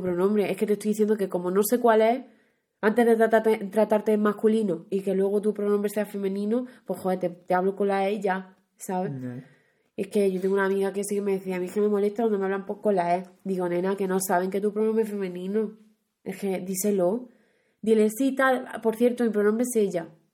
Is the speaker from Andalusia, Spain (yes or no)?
yes; Huelva, Andalusia, Spain; accent: western Andalusian; moved away; yo que soy de Huelva, pues por esa zona, en vez de vosotros, usamos ustedes